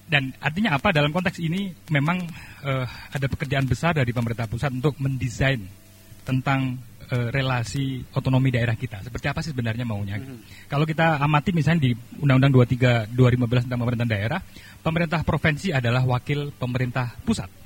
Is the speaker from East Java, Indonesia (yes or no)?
yes; East Java, Indonesia; kami saya orang Jawa Timur, di Jawa Timur bagian selatan itu juga merasa tidak dirawat oleh pemerintah provinsi misalnya begitu.